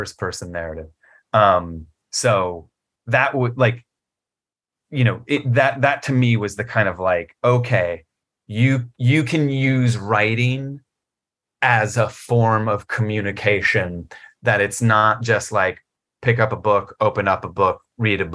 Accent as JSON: {"language": "English", "town": "Richmond", "region": "Virginia", "country": "United States", "tie": "born or raised there", "said": "I grew up in Richmond, Virginia"}